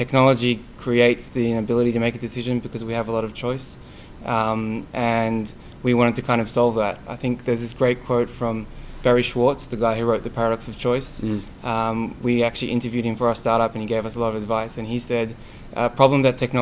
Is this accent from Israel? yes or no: yes; Israel; moved away as an adult; also born or lived in Australia; now in United States; I was born in Australia and migrated to Israel, and Israel is a very entrepreneurial country. And even before I went to the military, as I finished my high school there